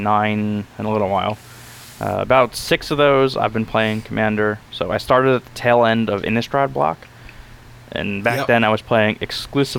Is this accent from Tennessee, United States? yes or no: no; New York, United States; now in Florida, United States; Since I am originally from New York